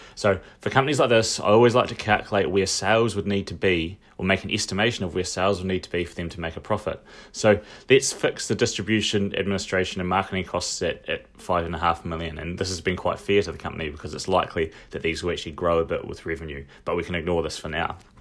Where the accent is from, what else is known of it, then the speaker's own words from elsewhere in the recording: Dunedin, Otago, New Zealand; also born or lived in United Kingdom; I knew some alcoholics when I was growing up in Dunedin